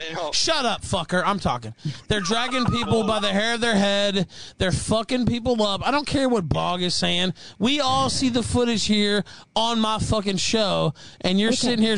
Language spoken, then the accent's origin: English; United States; I'm an American citizen